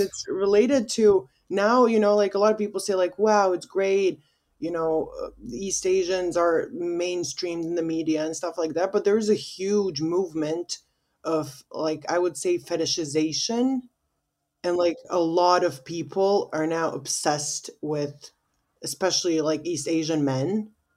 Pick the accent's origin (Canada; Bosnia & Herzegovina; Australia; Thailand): Bosnia & Herzegovina; also born or lived in United States; we in Bosnia, we have, like, I think sixty percent of our voting population is in diaspora.